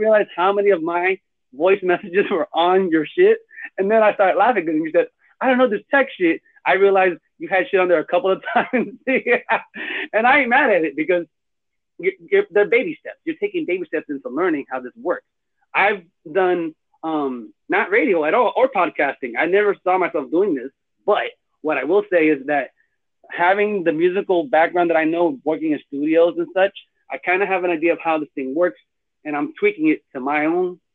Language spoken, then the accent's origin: English; Orlando, Florida, United States; now in Kissimmee, United States; I'm from Orlando, but I live in Kissimmee.